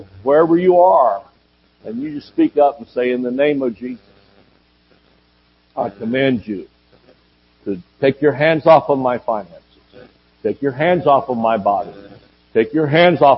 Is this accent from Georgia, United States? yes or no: yes; Georgia, United States; moved away; also born or lived in Oklahoma; I'm from Georgia and we say gonna